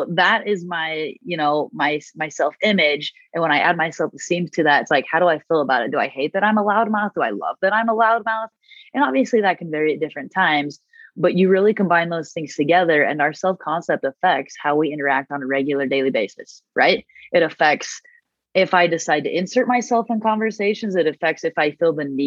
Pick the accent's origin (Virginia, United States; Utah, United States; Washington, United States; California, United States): Utah, United States; Murray; I grew up in Murray. I love Utah